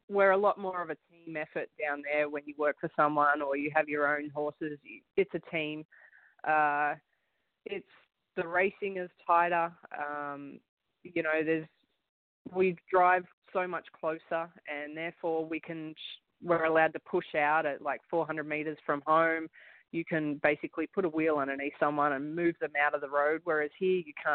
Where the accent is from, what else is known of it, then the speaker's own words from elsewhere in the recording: Gold Coast, Queensland, Australia; moved away as an adult; also born or lived in United States; now in Canada; I'm from Gold Coast, Australia